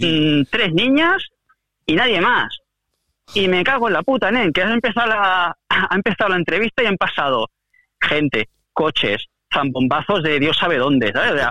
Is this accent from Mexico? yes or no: no; Catalonia, Spain; soy catalán por los cuatro costados